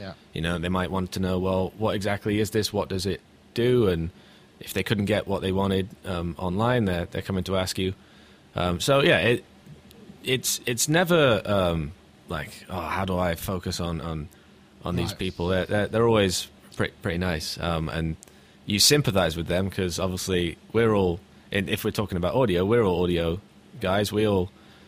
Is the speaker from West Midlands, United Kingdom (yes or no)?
yes; Hereford, West Midlands, United Kingdom; moved away as an adult; now in United States; When I first moved to America, because I'm originally from Hereford